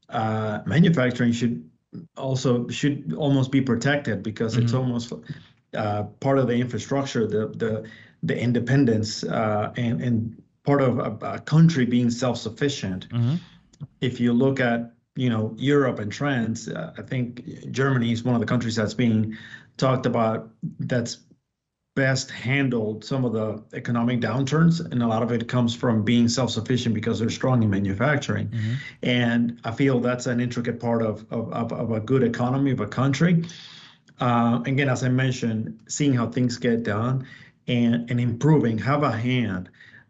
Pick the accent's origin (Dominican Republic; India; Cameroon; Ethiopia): Dominican Republic; also born or lived in Puerto Rico; now in Texas, United States; I'm originally from the Dominican Republic, and okay, I moved to Puerto Rico.